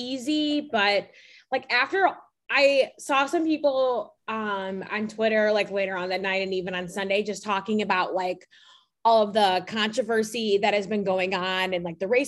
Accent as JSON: {"language": "English", "town": "Chicago", "region": "Illinois", "country": "United States", "tie": "born or raised there", "also_born_or_lived": "New York", "said": "growing up in Chicago"}